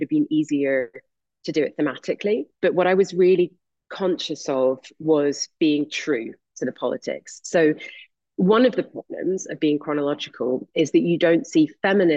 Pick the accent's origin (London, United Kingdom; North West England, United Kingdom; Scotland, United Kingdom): Scotland, United Kingdom; I went to university in Scotland because I'm Scottish